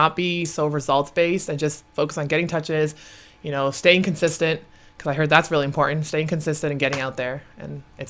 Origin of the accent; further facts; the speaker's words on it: Canada; I'm Canadian